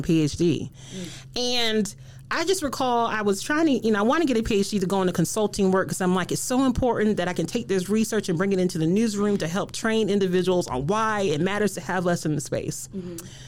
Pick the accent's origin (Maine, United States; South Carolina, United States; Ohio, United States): South Carolina, United States; moved away as an adult; now in Michigan, United States; I moved here to Michigan, getting this wonderful job at MSU. I'm from South Carolina